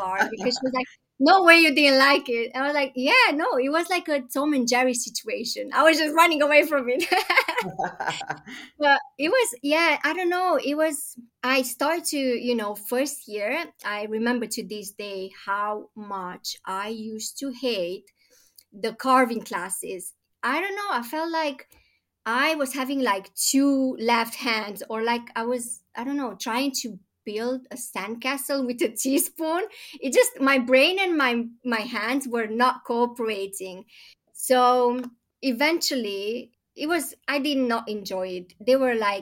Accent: Romania; moved away as an adult; now in London, United Kingdom; I am originally from Romania, born and bred

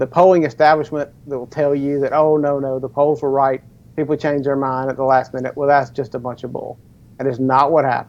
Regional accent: United States; We are Americans

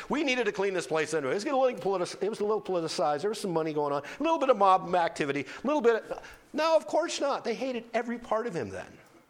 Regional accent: North Dakota, United States; I grew up in North Dakota

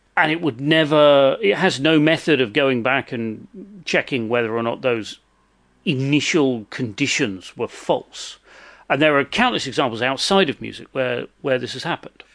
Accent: England, United Kingdom; I'm from England

